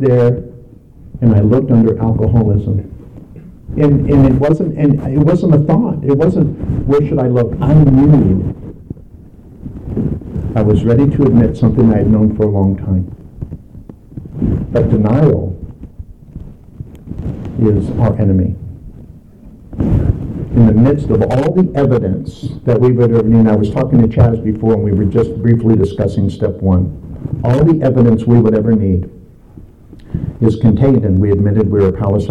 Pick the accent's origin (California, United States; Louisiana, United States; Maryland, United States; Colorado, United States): California, United States; Los Angeles; moved away; also born or lived in Salt Lake City; I grew up in Southern California in downtown Los Angeles